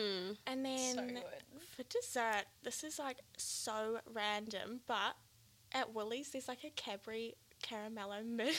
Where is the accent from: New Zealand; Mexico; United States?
New Zealand; now in Australia; I'm one of the social media assistants here at White Fox and I'm from New Zealand.